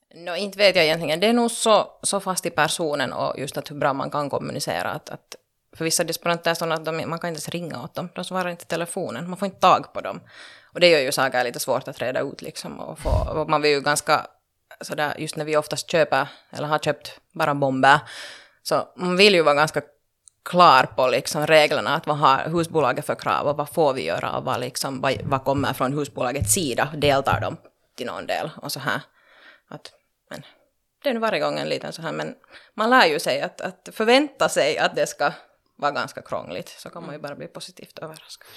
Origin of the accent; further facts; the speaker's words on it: Loviisa, Uusimaa, Finland; also born or lived in Pernå; jag har växt upp så att säga i Lovisa-regionen